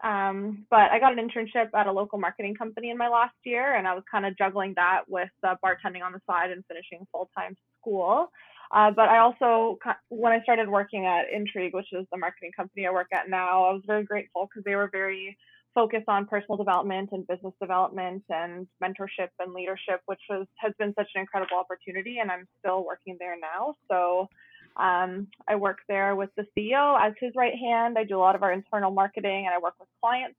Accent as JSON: {"language": "English", "town": "Guelph", "region": "Ontario", "country": "Canada", "tie": "born or raised there", "said": "I was actually born and raised in Guelph. I'm still living here"}